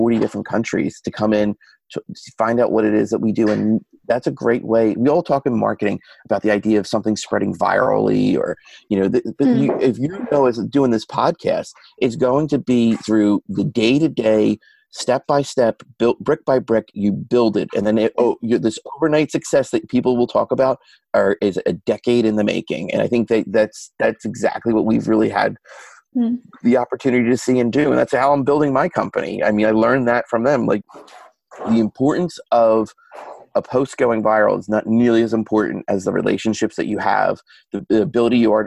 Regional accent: Philadelphia, Pennsylvania, United States; moved away as an adult; now in Washington, D.C., United States; I'm an Irish Catholic kid who grew up in Northeast Philadelphia

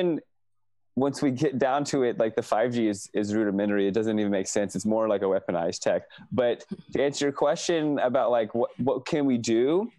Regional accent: Herndon, Virginia, United States; moved away as an adult; now in California, United States; I grew up in Herndon, Virginia, which is Fairfax County, which is probably near where you live.

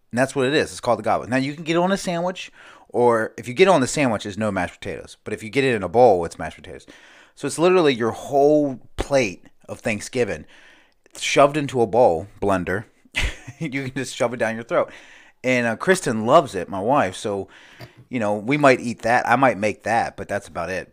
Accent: United States; I grew up near the Chesapeake Bay

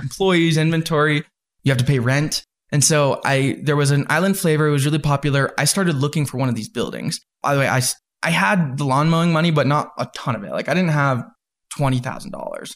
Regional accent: Salt Lake City, Utah, United States; also born or lived in Southern California; I came out to Utah in Salt Lake, and then I've been here ever since

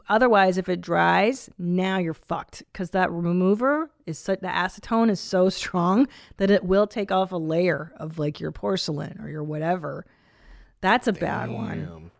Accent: Bloomington, Illinois, United States; I'm a mom to two boys, and we are from Bloomington, Illinois.

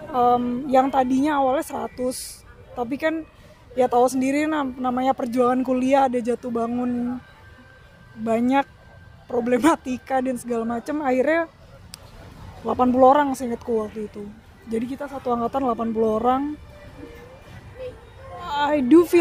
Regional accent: Jakarta, Indonesia; aku lahir besar di Jakarta jadi sampai SMA aku di Jakarta aku anak Patra 82 Patimuraya 82

